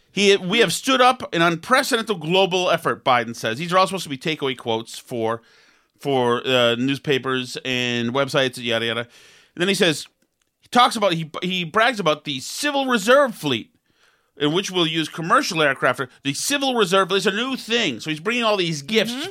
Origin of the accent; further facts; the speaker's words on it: United States; as an American